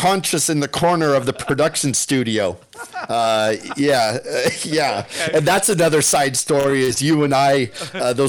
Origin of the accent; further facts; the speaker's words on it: Shoreline, Washington, United States; growing up in Shoreline, growing up in Seattle